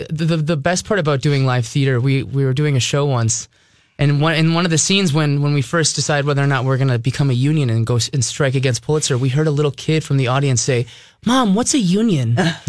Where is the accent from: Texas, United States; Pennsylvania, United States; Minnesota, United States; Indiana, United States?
Minnesota, United States; Minneapolis; also born or lived in New York; I was born and raised in Minneapolis, South Minneapolis. But I also lived in New York for 2 years.